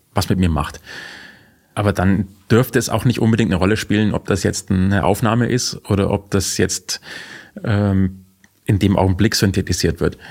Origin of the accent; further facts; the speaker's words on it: Bavaria, Germany; als Bayer